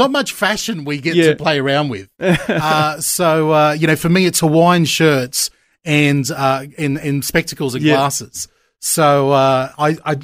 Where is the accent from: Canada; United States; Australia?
Australia; Gold Coast, Queensland; moved away as an adult; also born or lived in Geelong, Victoria; I'm originally from Queensland. I'm a Queenslander by birth and by getting raised on the northern end of the Gold Coast